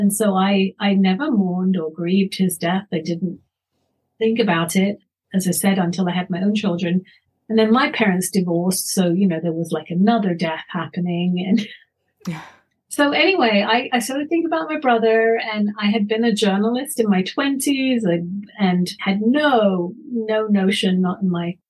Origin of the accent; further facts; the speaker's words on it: London, United Kingdom; also born or lived in Canada; now in Colorado, United States; I grew up in London, and my mother wanted to be close to her parents